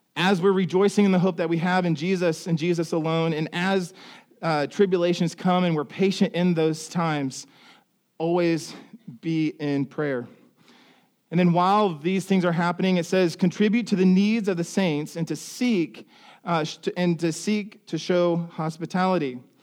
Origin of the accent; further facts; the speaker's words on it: Ohio, United States; moved away; I come from Ohio